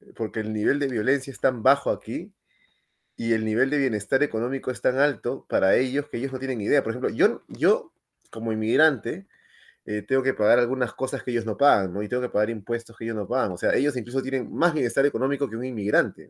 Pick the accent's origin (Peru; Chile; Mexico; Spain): Peru; moved away; yo soy de Perú